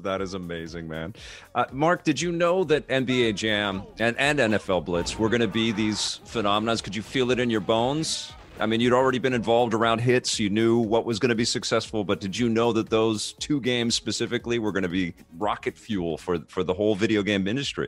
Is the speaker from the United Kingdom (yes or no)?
no; West Coast, United States; a West Coaster